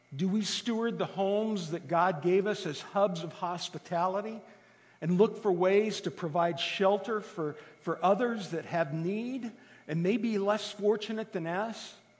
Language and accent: English; Italy; moved away; I grew up in Italy